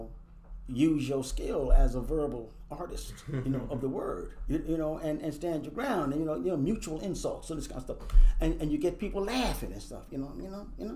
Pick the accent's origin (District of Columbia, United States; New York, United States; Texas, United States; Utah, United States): District of Columbia, United States; Washington; I grew up in Northeast Washington, D.C.